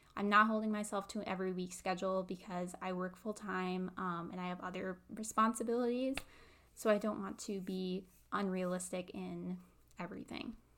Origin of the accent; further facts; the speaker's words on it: Midwest, United States; I live in the Midwest. I've lived here my whole life, um, never lived anywhere else